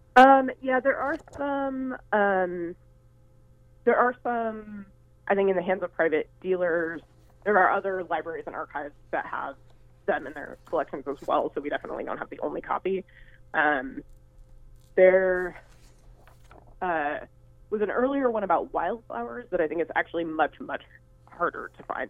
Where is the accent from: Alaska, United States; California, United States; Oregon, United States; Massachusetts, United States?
Oregon, United States; Hood River; I'm from Hood River, Oregon, originally.